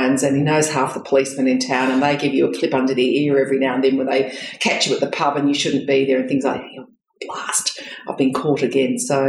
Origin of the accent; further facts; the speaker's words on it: Geraldton, Western Australia, Australia; also born or lived in Perth; I was born in Perth, and then very shortly, or very, very early on in my life, my dad, who worked for then the PMG, which became Telecom, then Telstra, moved to Geraldton, which is about 400 kilometres north of Perth. So I grew up in regional Western Australia.